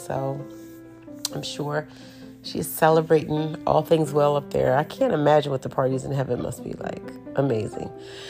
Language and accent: English; Northeast, United States; And so growing up, even though growing up in the Northeast, we traveled to Nashville a lot.